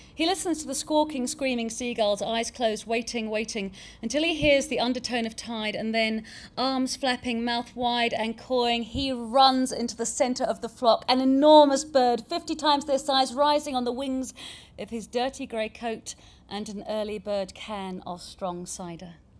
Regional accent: New Zealand; also born or lived in southeast London; now in London, United Kingdom; where my mum was born, where I was born before I grew up in New Zealand and got this accent

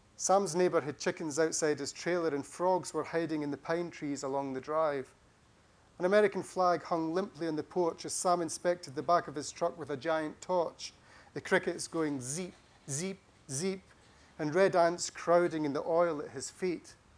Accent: Scotland, United Kingdom; growing up in Scotland at school

